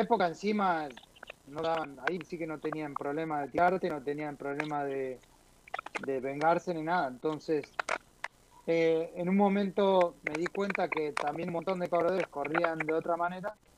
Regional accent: Comodoro Rivadavia, Chubut, Argentina; moved away; also born or lived in Neuquén, Argentina; Empecé en el 87 en, Comodoro Rivadavia, donde yo nací, en el sur de Argentina

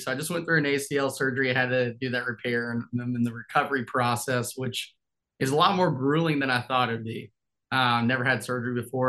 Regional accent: Memphis, Tennessee, United States; moved away as an adult; now in Nashville, United States; I'm from Memphis, Tennessee originally, born and raised there. So I am from Tennessee.

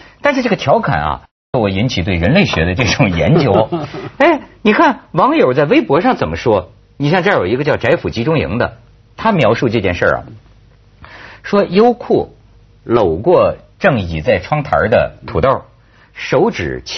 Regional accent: China; 陆陆客是中性，不是骂我们大陆人，敢。

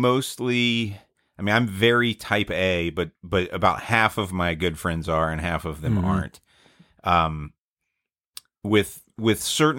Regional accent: the South, United States; I'm from the South, I would do whatever whatever my wife wanted to do.

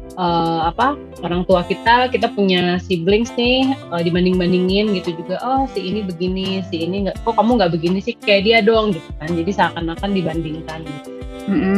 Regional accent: Indonesia; kita lahir di Indonesia yang negara berkembang

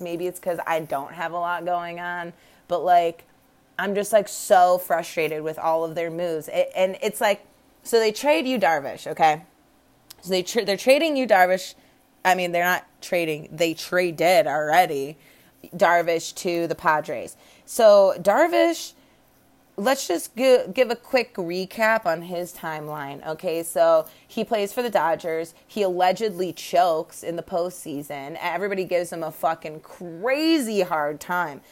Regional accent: Midwest, United States; moved away; I was raised in the Midwest.

